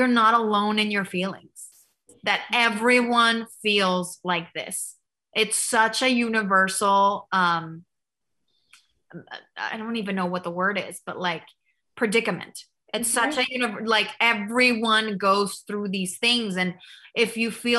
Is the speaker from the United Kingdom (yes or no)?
no; Mexico; I grew up in Mexico